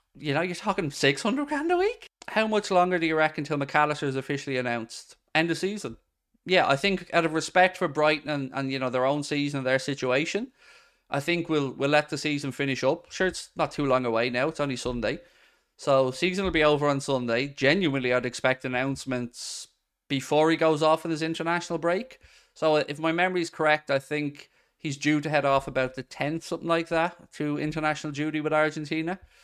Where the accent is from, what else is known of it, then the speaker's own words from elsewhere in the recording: Ireland; I'm from Ireland